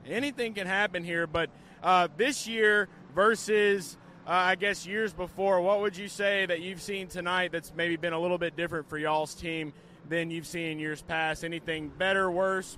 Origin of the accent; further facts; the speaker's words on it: New Orleans, Louisiana, United States; I'm from the New Orleans area